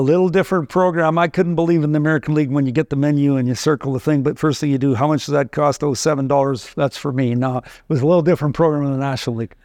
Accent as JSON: {"language": "English", "region": "Saskatchewan", "country": "Canada", "tie": "born or raised there", "moved": "yes", "said": "I, I grew up in Saskatchewan"}